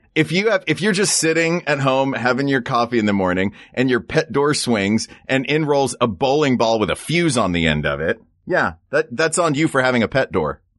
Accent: the South, United States; moved away; I grew up in the South

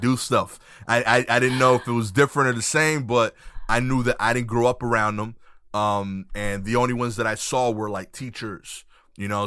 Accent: New York City, New York, United States; I'm from Brooklyn. I grew up in Brooklyn

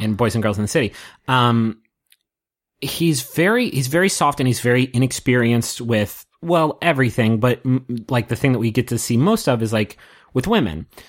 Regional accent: United States; I'm an American dude watching them in, uh, America

